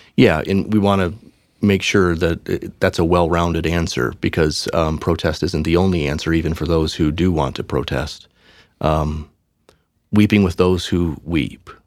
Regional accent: outside of Detroit, Michigan, United States; I grew up outside of Detroit in a little suburb that was almost completely white

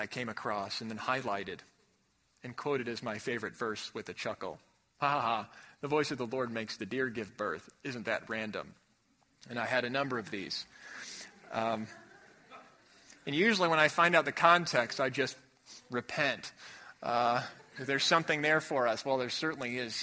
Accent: Chicago, Illinois, United States; Growing up in Chicago

